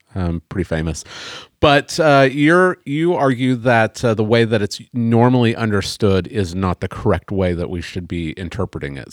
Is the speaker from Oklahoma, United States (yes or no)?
yes; Oklahoma, United States; I'm an American. I was born in Oklahoma